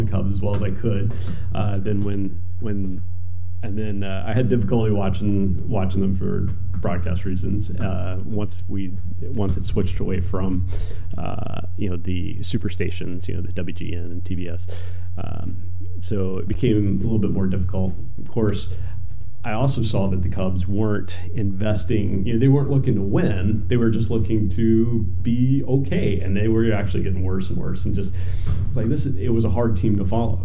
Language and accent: English; North Carolina, United States; I grew up in North Carolina